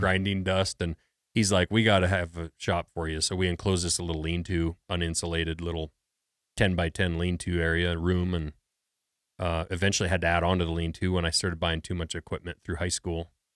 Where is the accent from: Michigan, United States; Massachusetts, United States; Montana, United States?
Montana, United States; Lincoln; I grew up in Lincoln, Montana, which is a small logging town